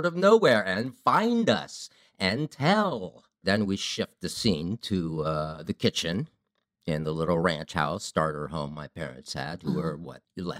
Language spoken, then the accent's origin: English; Ohio, United States; I grew up in Ohio.